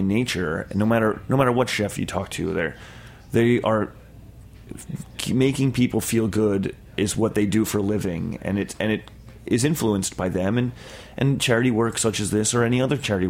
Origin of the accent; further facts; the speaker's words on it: Long Island, New York, United States; I'm from Long Island in a reasonably upper middle class sort of neighborhood